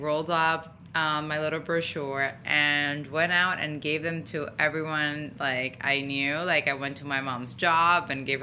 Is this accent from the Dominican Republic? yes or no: yes; Dominican Republic; moved away; I was born and raised in Dominican Republic